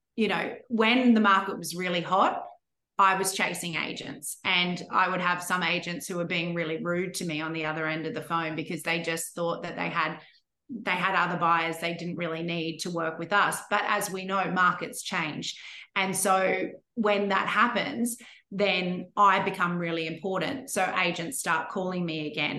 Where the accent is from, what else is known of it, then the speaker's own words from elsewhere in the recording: Brisbane, Queensland, Australia; moved away as an adult; also born or lived in Sydney; my hometown in Brisbane